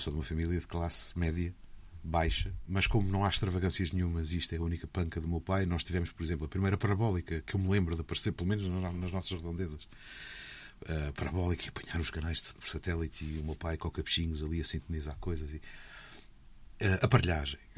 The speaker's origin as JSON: {"language": "Portuguese", "region": "Azores", "country": "Portugal", "said": "tento sempre arranjar forma de encaixar uma oportunidade de falar da minha terra e, e acho que sou visivelmente apaixonado por ela. Costumo dizer que sou um, uma espécie de German Saraiva amador das ilhas."}